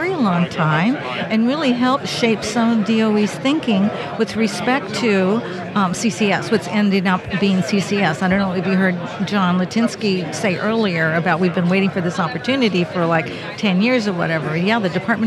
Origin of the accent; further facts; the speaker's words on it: California, United States; I'm from California.